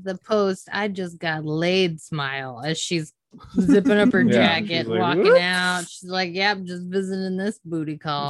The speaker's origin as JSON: {"language": "English", "region": "Iowa", "country": "United States", "said": "I come from Iowa."}